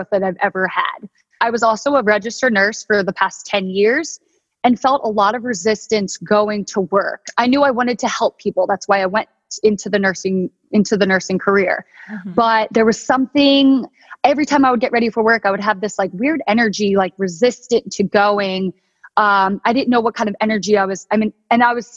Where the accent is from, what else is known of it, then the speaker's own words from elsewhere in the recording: Delaware, United States; moved away as an adult; now in San Diego, United States; I'm originally from Delaware